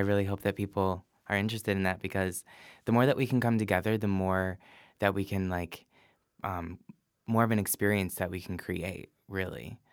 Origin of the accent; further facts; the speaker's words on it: Livonia, Michigan, United States; moved away as an adult; now in San Francisco, United States; born and raised in Livonia, Michigan